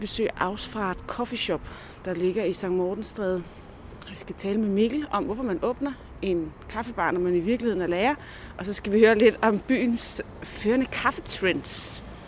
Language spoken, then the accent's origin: Danish; Næstved, Zealand, Denmark; moved away as an adult; also born or lived in Copenhagen; jeg er født og opvokset i Næstved